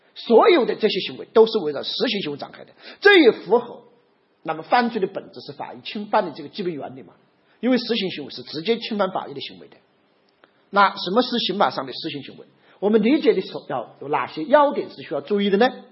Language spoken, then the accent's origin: Chinese; China; 我们中国人